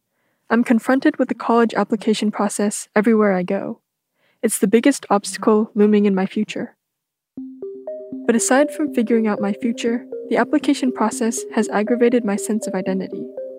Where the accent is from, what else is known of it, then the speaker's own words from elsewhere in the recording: California, United States; I've lived in the Bay Area my whole life